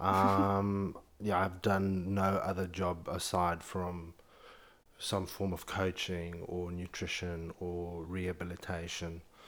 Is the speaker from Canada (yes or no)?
no; Zimbabwe; moved away as an adult; now in London, United Kingdom; born and raised in Zimbabwe, grew up in a very conservative family